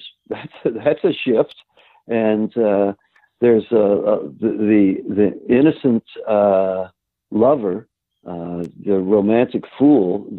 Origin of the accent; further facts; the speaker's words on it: Cincinnati, Ohio, United States; also born or lived in Kentucky; now in New York City, United States; another Jew from Cincinnati